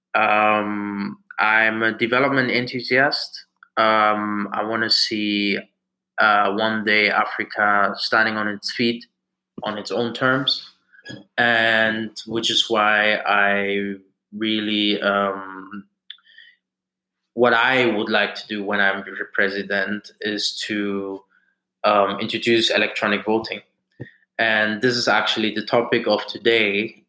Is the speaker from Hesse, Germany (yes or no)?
yes; Frankfurt, Hesse, Germany; moved away as an adult; also born or lived in Nigeria; now in United Kingdom; I'm a Nigerian, uh, born in Germany in Frankfurt, and uh, came to the UK in 2011 uh, for my studies